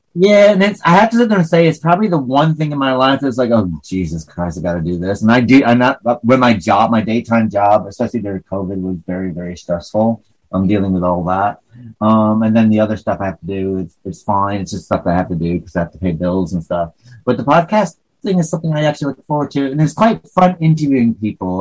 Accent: northern New York, United States; accent: hick; northern New York

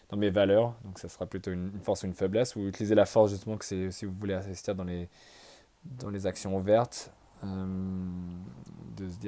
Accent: France; on se dit tous au début, ouais, je suis français, je connais les Bordeaux, les Bourgognes

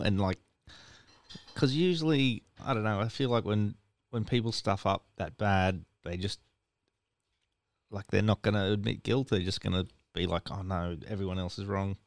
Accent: Ipswich, Queensland, Australia; I'm from Ipswich originally

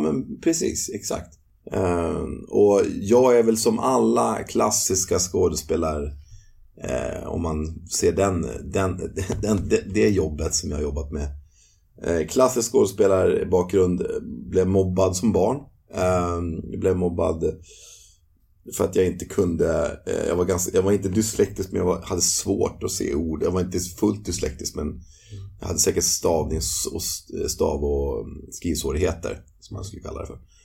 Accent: Nykvarn, Stockholm County, Sweden; moved away as an adult; also born or lived in London, United Kingdom; i byn där jag växte upp, som heter Nykvarn

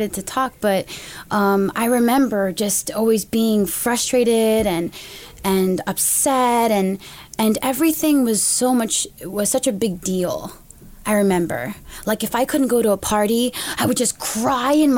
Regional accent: United States; I'm an American woman

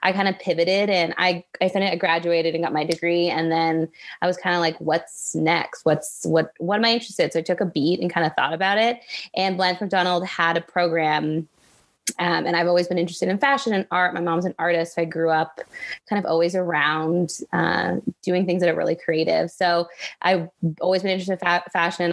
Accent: Richmond Hill, Ontario, Canada; also born or lived in United States / Toronto / British Columbia; I only lived there till I was three. So I've pretty much lived in Canada my whole life

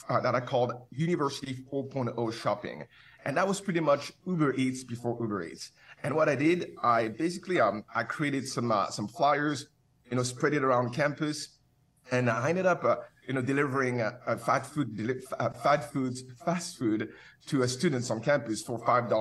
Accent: Paris, Île-de-France, France; moved away as an adult; also born or lived in Cameroon / Canada; now in Santa Monica, United States; I'm from Paris

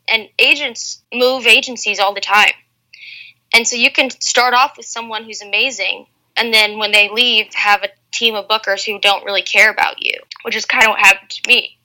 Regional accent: United States; being an American

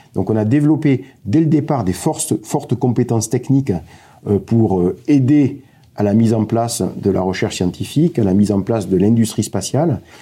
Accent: Montpellier, Occitania, France; je suis de, Montpellier, j'ai grandi à Montpellier.

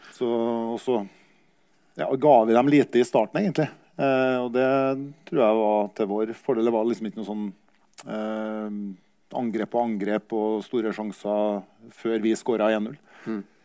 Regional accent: Kyrksæterøra, Trøndelag, Norway; jeg var jo også hjemme på hjemplassen min på Kyrksæterøra

